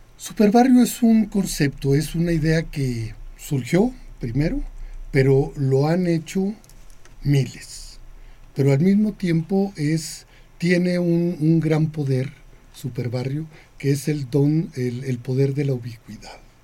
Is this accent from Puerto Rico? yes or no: no; Chihuahua, Mexico; also born or lived in Sonora / Ciudad Juárez; mi infancia fue en Ciudad Juárez hasta los 11, 12 años, y, el resto fue en Chihuahua, Chihuahua